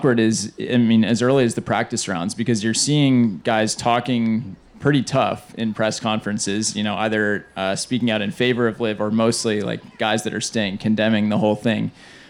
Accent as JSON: {"language": "English", "region": "Massachusetts", "country": "United States", "tie": "born or raised there", "said": "the state of Massachusetts, my home state"}